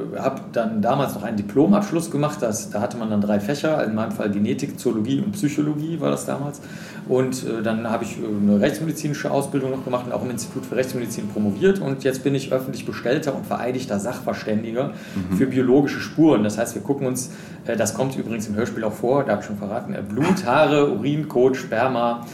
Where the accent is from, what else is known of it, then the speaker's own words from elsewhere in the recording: Cologne, North Rhine-Westphalia, Germany; ich bin in Köln groß geworden